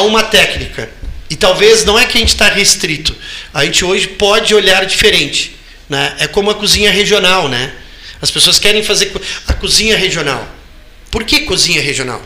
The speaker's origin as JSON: {"language": "Portuguese", "region": "Rio Grande do Sul", "country": "Brazil", "said": "como gaúcho"}